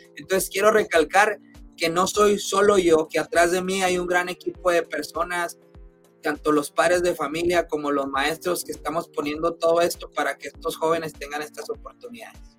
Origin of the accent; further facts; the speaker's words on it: Chihuahua, Mexico; now in Utah, United States; de donde yo soy originario, de Chihuahua, Chihuahua